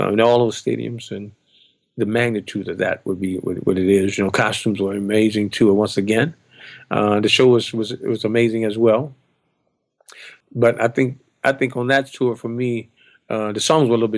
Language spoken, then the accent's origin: English; New Orleans, Louisiana, United States; moved away; my hometown, New Orleans